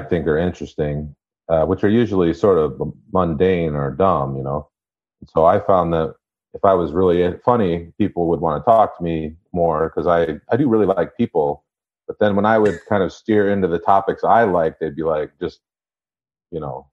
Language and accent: English; Traverse City, Michigan, United States; moved away; I'm from Traverse City, Michigan. So it's like Northern Michigan.